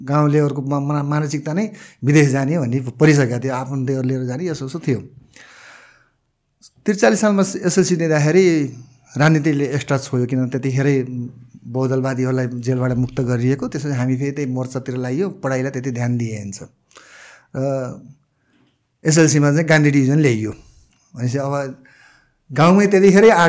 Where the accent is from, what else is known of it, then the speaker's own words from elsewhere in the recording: Gulmi, Lumbini Province, Nepal; also born or lived in Delhi, India; म मलाई गाउँले परिवेशमै जन्मेको जस्तै सरसँग म गुल्मी अलिक म गुल्मिया जन्मेको